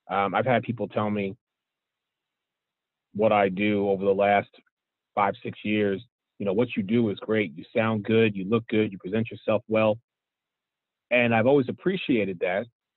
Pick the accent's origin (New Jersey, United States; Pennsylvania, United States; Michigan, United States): Pennsylvania, United States; Philadelphia; born or raised there; now in Florida, United States